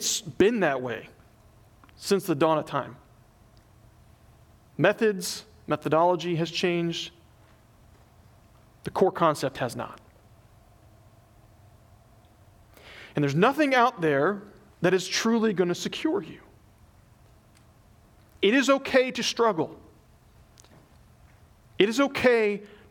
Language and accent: English; the South, United States; moved away; I grew up in the South